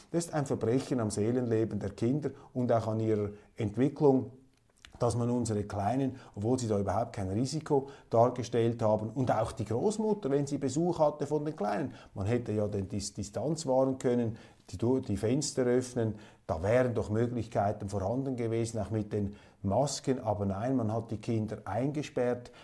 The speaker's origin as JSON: {"language": "German", "country": "Switzerland", "said": "bei uns in der Schweiz"}